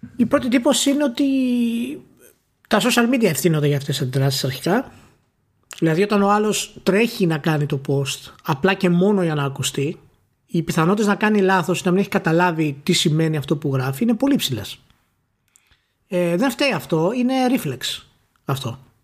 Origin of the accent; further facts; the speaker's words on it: Greece; ως Έλληνες